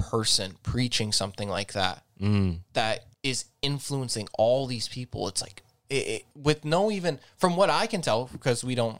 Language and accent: English; Azores, Portugal